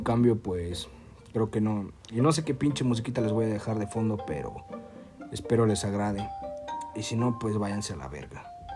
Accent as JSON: {"language": "Spanish", "region": "Guerrero", "country": "Mexico", "said": "soy de Guerrero"}